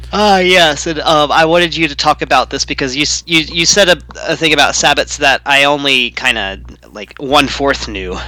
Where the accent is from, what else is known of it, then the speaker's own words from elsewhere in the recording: Louisiana, United States; now in Pacific Northwest, United States; I'm in the Pac Northwest now, but I'm from Louisiana, but my family's only really been from there for like a hundred years.